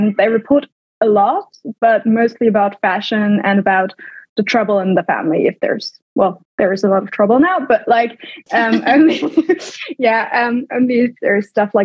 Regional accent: Germany; also born or lived in United Kingdom; I grew up in Germany before and went to boarding school in the UK then

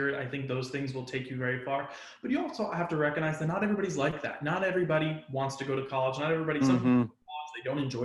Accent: New York, United States; I'm from New York

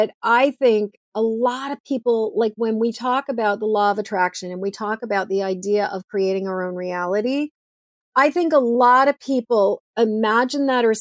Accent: Massachusetts, United States; now in Maine, United States; I grew up in Massachusetts.

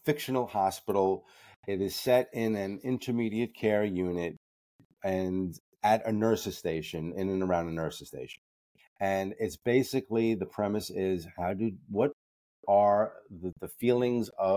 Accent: New York City, New York, United States; I grew up in the Bronx

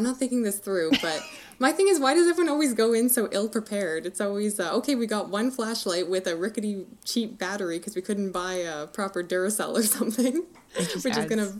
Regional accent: Canada; full disclosure, I'm Canadian over here.

